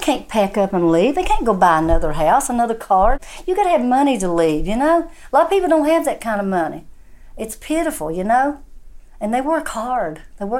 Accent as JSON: {"language": "English", "town": "Gilbert", "region": "West Virginia", "country": "United States", "said": "from Gilbert, West Virginia."}